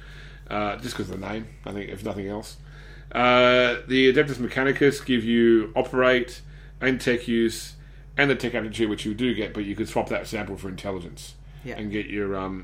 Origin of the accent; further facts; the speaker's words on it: Australia; being an Aussie